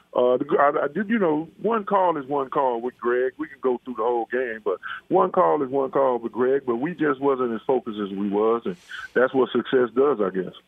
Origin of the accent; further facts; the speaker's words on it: Dallas, Texas, United States; now in Las Vegas, United States; I grew up in Dallas, Texas, playing ball